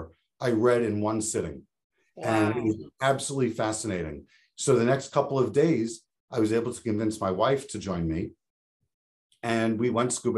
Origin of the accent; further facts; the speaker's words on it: Long Island, New York, United States; I grew up on Long Island in New York, surrounded by beach